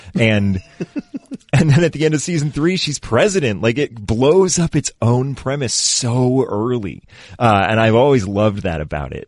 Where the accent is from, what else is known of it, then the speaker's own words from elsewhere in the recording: Readfield, Maine, United States; moved away as an adult; now in Los Angeles, United States; I grew up in Reedfield.